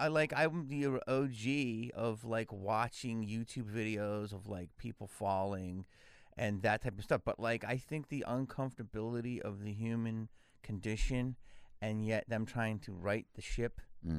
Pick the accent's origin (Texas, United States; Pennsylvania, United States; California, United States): Pennsylvania, United States; Philadelphia; now in Los Angeles, United States; No, I'm from Philly.